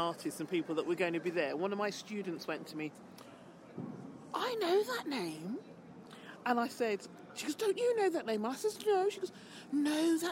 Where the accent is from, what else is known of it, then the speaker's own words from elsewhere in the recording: Birmingham, West Midlands, United Kingdom; I'm from Birmingham originally